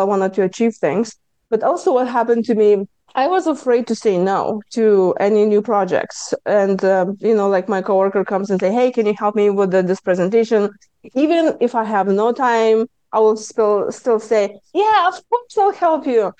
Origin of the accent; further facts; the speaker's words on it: Lithuania; accent: Lithuanian; English is a second language; moved away as an adult; now in United States; I speak with my Lithuanian accent because I came to US 23 years ago.